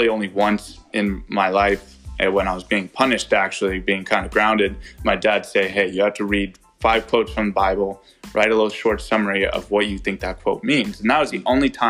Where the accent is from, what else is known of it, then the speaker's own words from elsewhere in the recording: Santa Clara, California, United States; I was born in Santa Clara. I stayed there my entire life